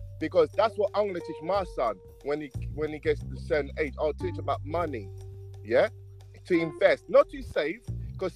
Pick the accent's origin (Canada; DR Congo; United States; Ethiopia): DR Congo; now in United Kingdom; I'm from Congo, right? Just my country, right in the center of Africa, yeah? DRC